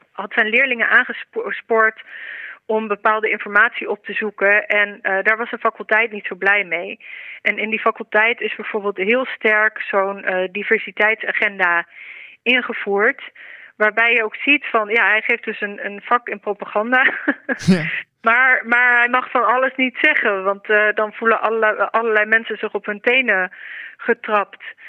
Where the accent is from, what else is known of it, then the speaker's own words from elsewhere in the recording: Netherlands; als Nederlanders